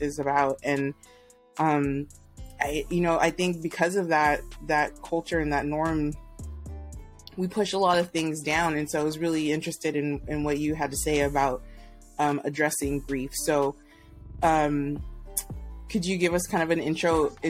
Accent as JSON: {"language": "English", "region": "Texas", "country": "United States", "also_born_or_lived": "Houston", "moved": "yes", "said": "I'm from Texas"}